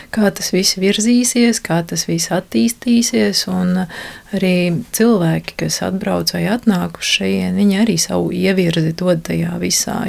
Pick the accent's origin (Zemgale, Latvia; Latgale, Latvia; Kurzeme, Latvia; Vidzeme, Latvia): Kurzeme, Latvia; Liepāja; moved away as an adult; also born or lived in Riga; es esmu dzimusi, augusi Liepājā, Liepājas meitenē